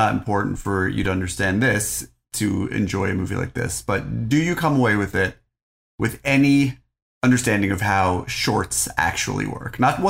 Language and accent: English; Greenwich, Connecticut, United States; I grew up in Greenwich, Connecticut, all right? Hedge funds and stuff's in my blood.